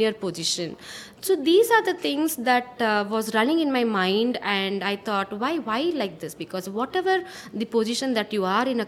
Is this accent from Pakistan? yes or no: no; Bangalore, Karnataka, India; born and brought up in Bangalore